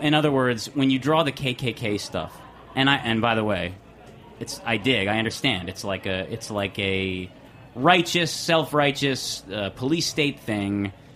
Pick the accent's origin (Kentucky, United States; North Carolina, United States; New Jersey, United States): New Jersey, United States; I'm from New Jersey